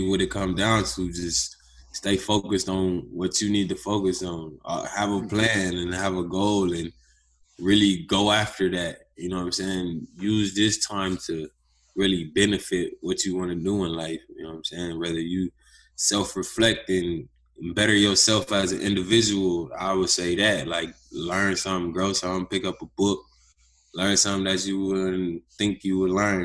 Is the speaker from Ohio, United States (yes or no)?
yes; Youngstown, Ohio, United States; moved away; also born or lived in Ventura, California; I'm actually from Youngstown, Ohio, which is a small town. And basically, I mean, I grew up living with my mom